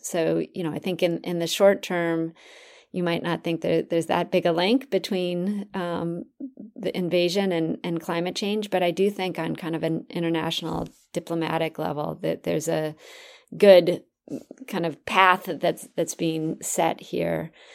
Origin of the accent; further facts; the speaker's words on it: Minnesota, United States; I grew up in Minnesota, um, the land of ten thousand lakes